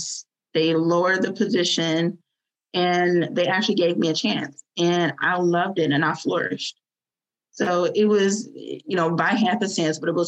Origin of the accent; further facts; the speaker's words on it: Fort Lauderdale, Florida, United States; moved away as an adult; also born or lived in Northern Virginia; we're from Florida. My family's from Fort Lauderdale